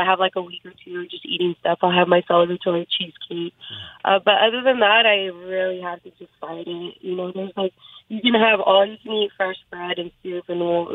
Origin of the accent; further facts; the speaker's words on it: San Jose, California, United States; I was born and raised in San Jose, which is about two hours south of Sacramento